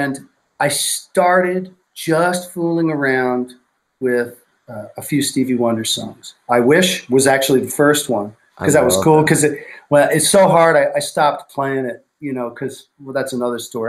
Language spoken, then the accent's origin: English; New York, United States; I grew up in New York